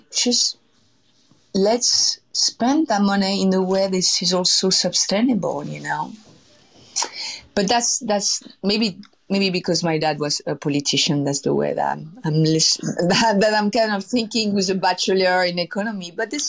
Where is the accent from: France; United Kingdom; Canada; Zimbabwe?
France; Versailles, Île-de-France; born there; I was abandoned when I was 6 months old outside of Paris. I was born in Versailles.